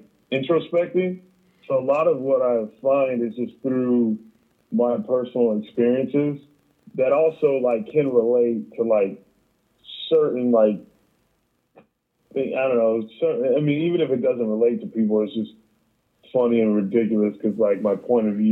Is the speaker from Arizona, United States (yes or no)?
yes; Mesa, Arizona, United States; moved away; how the hell did I live here?